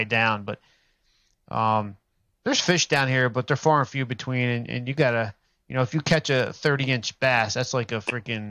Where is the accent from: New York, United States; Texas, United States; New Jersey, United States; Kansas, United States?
New Jersey, United States; Well, at least down in South Jersey. I'm down from South Jersey